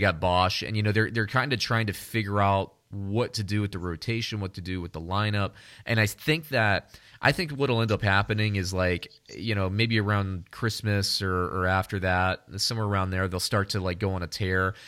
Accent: Orlando, Florida, United States; you and I grew up in Orlando

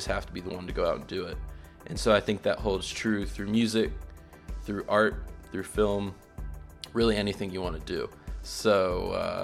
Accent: North Carolina, United States; We're both from North Carolina.

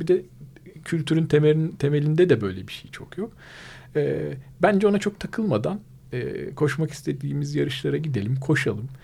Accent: Mersin, Turkey; moved away; memleketim Mersin

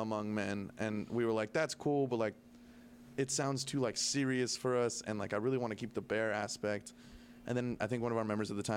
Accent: California, United States; we're from California

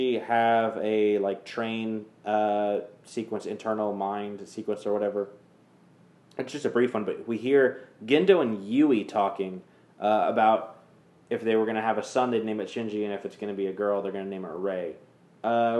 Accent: Kansas, United States; now in Texas, United States; right now we live in Texas now, but we're from Kansas

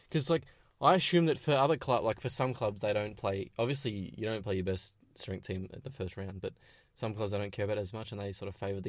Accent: Melbourne, Victoria, Australia; being an Aussie

